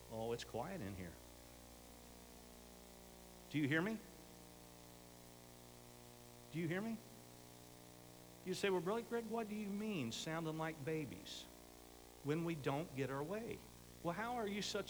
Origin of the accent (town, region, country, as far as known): United States